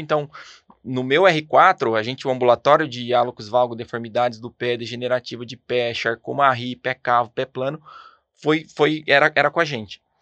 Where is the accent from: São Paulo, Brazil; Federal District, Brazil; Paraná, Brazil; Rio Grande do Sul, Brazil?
São Paulo, Brazil; Ribeirão Preto; moved away as an adult; now in São José dos Campos, Brazil; eu sou de Ribeirão Pretano